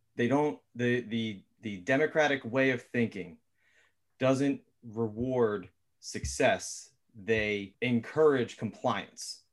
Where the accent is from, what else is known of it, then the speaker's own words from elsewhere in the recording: Philadelphia, Pennsylvania, United States; also born or lived in West Chester; I was born in North Philly.